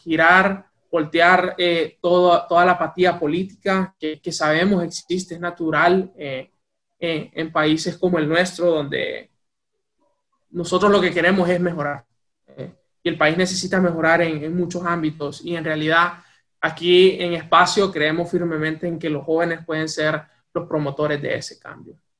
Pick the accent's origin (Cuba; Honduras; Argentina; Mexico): Honduras; Tegucigalpa, Francisco Morazán; moved away as an adult; also born or lived in United States; nací y crecí en Tegucigalpa, Honduras